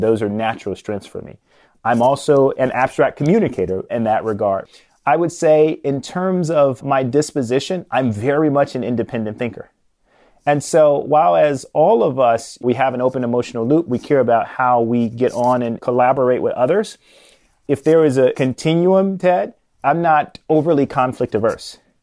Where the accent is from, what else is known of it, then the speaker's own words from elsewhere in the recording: Chicago, Illinois, United States; I was born and raised in Chicago, grew up on the South Side